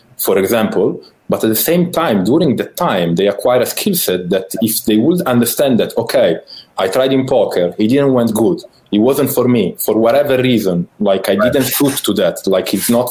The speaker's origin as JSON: {"language": "English", "country": "Italy", "tie": "born or raised there", "second_language": "English"}